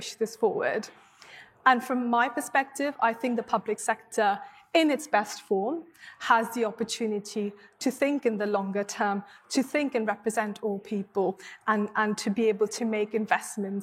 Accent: Mumbai, Maharashtra, India; now in United Kingdom; I grew up in Mumbai, in Bombay, as was popularly known in India

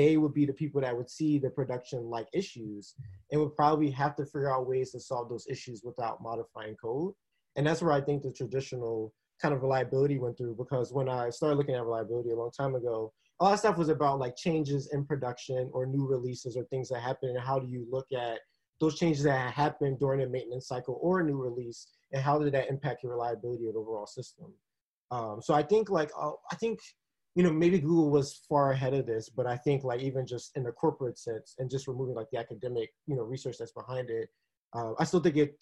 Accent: East Coast, United States; also born or lived in Texas; My mom was originally from Texas, but I'm from the East Coast and just decided to kind of come back to just be here with my East Coast people.

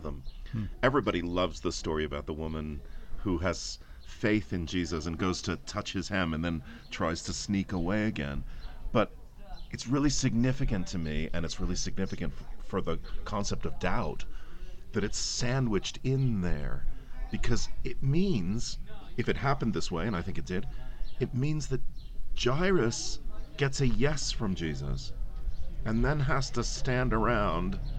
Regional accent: East Coast of the United States, United States; moved away as an adult; also born or lived in Aberdeen, United Kingdom; now in London, United Kingdom; I'm originally from the East Coast of the States

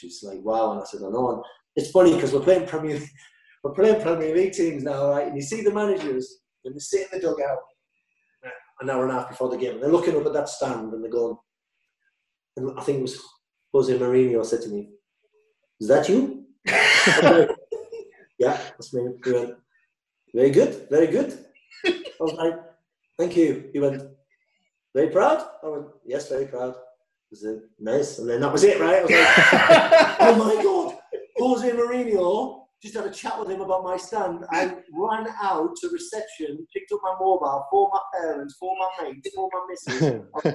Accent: Hartlepool, North East England, United Kingdom; moved away as an adult; also born or lived in Bournemouth; I was brought up in Hartlepool.

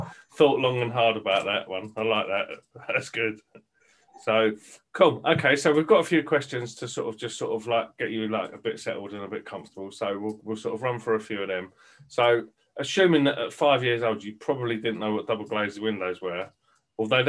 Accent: Bristol, South West England, United Kingdom; also born or lived in Birmingham; I was born in Birmingham, and I moved when I was 8 to Bristol

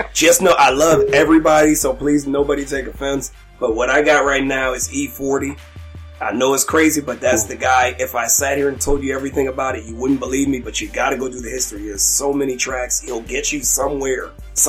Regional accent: Texas, United States; I was born in Texas too

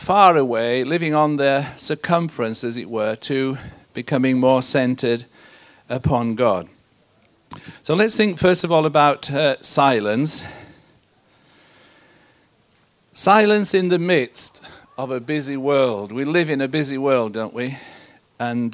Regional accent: Yorkshire and the Humber, United Kingdom; also born or lived in Malaysia; I come from Yorkshire. That's where I'm based. That's where I was born and grew up.

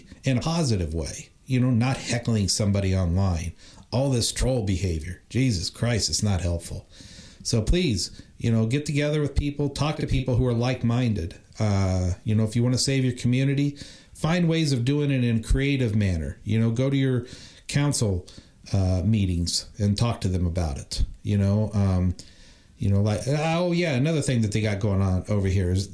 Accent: Indiana, United States; now in Los Angeles, United States; I'm not even from California. I'm from Indiana, you know, but I came here

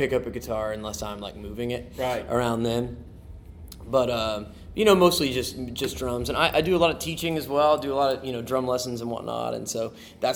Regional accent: right outside of Lexington, Kentucky, United States; I'm from Kentucky, right outside of Lexington

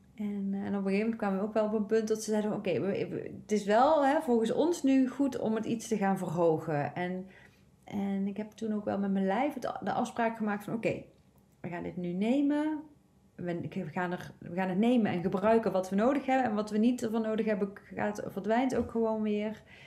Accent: North Brabant, Netherlands; ik kom zelf uit Brabant

